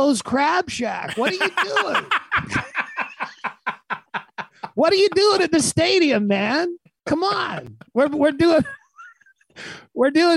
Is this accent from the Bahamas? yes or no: yes; Freeport, Bahamas; moved away; My dad taught at a kindergarten in Freeport, Bahamas, and that's where I was born.